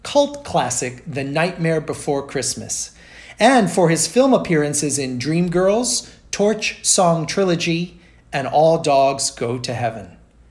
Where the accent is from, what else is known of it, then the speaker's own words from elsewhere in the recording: Rio de Janeiro, Brazil; growing up in Rio de Janeiro, Brazil, where I grew up